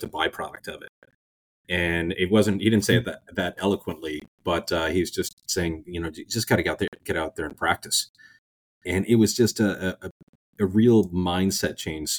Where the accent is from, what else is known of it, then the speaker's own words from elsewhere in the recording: Oyster Bay, New York, United States; moved away as an adult; also born or lived in Rhode Island; now in Annapolis, United States; I grew up in Oyster Bay, Long Island, in New York